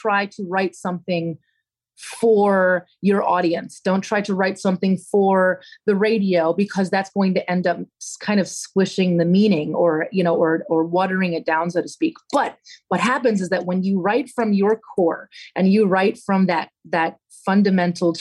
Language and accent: English; Pennsylvania, United States; moved away as an adult; now in Nashville, United States; when I was growing up in Pennsylvania